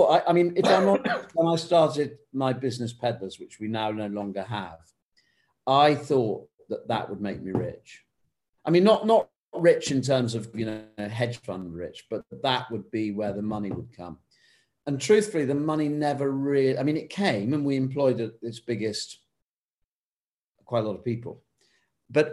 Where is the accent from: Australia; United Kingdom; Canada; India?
United Kingdom